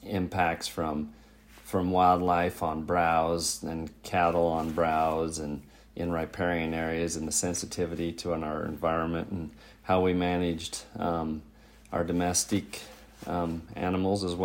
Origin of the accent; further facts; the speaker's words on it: Bighorn Basin, Wyoming, United States; now in Missoula, United States; I was born and raised in Wyoming. I grew up south of Billings, in the Bighorn Basin of Wyoming